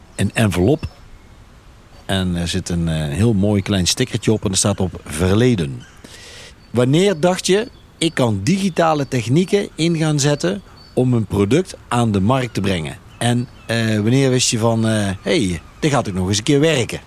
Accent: Veghel, North Brabant, Netherlands; kom uit Veghel.

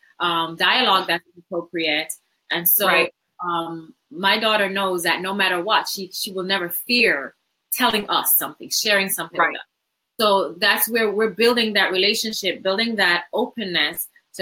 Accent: Jamaica; moved away; I didn't grow up in America. So I grew up in Jamaica

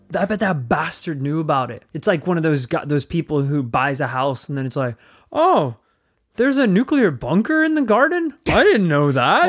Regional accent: Northern Ireland, United Kingdom; we grew up in Northern Ireland

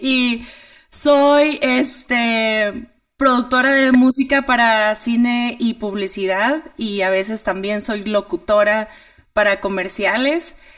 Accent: Monterrey, Nuevo León, Mexico; moved away as an adult; now in Chihuahua, Mexico; soy de Monterrey, pero me moví aquí a Chihuahua hace un año

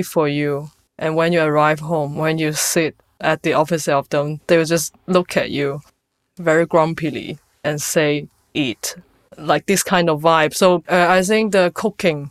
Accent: China; now in London, United Kingdom; growing up in China

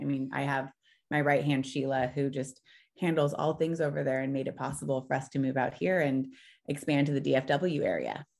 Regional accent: Orange County, California, United States; moved away as an adult; now in Frisco, United States; I'm originally from Orange County, California, and that's where we spent the last five years.

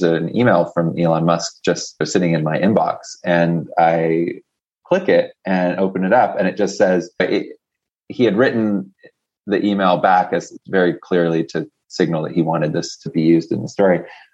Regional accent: Canada; I'm actually Canadian, I'm not American

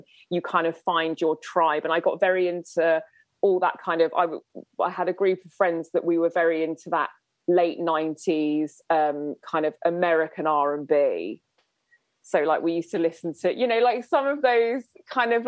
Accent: Winchester, South East England, United Kingdom; growing up in Winchester

